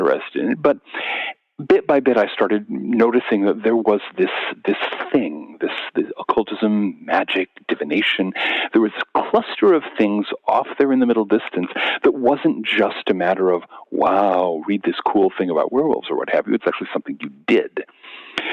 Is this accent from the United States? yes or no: yes; Seattle, Washington, United States; I grew up in the South Seattle suburbs in the late 60s and early 70s.